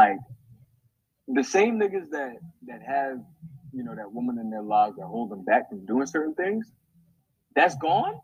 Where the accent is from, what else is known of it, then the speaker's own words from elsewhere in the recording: New York City, New York, United States; now in Philadelphia, United States; me, I'm from New York City, from Queens, New York